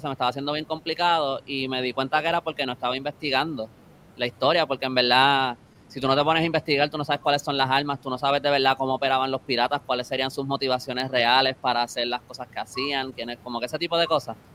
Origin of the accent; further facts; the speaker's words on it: San Juan, Puerto Rico; yo soy de San Juan